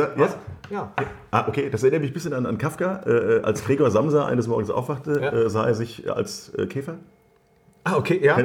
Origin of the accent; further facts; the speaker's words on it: Wiesbaden, Hesse, Germany; ich bin in der Biebrichen Allee ja Ach, groß geworden